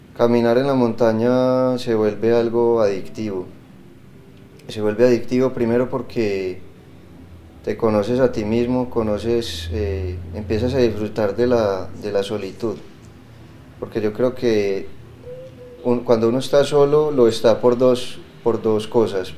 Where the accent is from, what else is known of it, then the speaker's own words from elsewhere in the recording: Colombia; En mi caso, ser colombiano